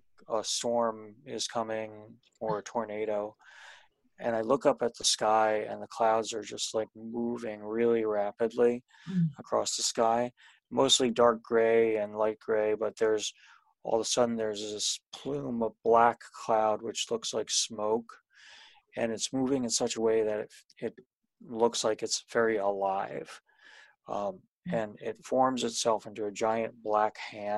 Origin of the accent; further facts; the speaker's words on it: Poughkeepsie, New York, United States; now in New Paltz, United States; I grew up in Poughkeepsie